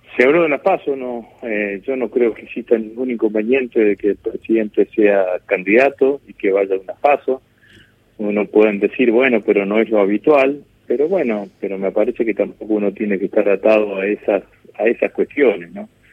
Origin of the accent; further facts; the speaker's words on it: Vera, Santa Fe, Argentina; en el pueblo donde yo vivía, donde yo nací, que es en Vera, en el norte de la provincia de Santa Fe